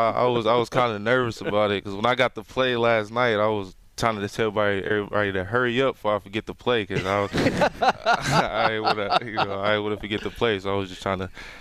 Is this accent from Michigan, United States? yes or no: yes; Detroit, Michigan, United States; I'm from Detroit, Michigan. Graduated from Cass Tech